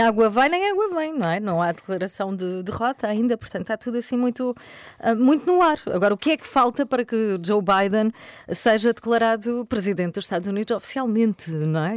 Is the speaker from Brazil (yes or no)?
no; Albufeira, Algarve, Portugal; moved away as an adult; now in Lisbon, Portugal; Eu sou do Algarve